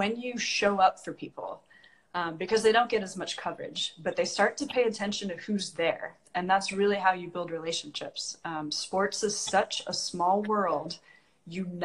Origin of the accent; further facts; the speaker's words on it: Washington, United States; moved away; my home state